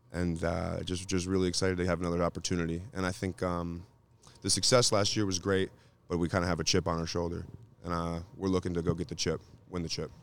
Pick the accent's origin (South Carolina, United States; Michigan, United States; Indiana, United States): Michigan, United States; we're from Michigan